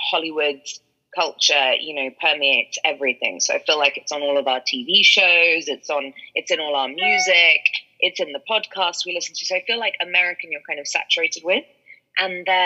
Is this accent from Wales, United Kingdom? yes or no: no; London, United Kingdom; I'm a proper, like, Londoner, born and bred